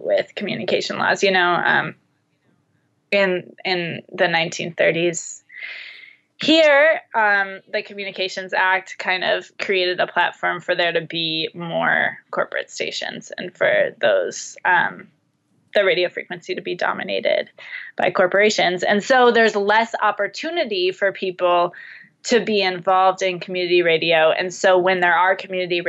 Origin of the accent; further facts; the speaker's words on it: United States; I'm American